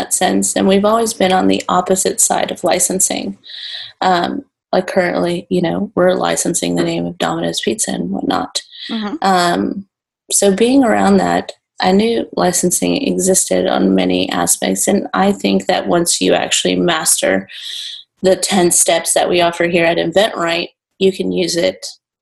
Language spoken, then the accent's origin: English; California, United States; also born or lived in Texas, United States; now in Santiago, Chile; I'm originally from California.